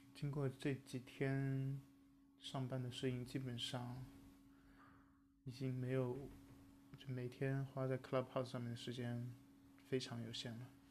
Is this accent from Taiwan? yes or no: no; China; now in Beijing, China; 包括我的老家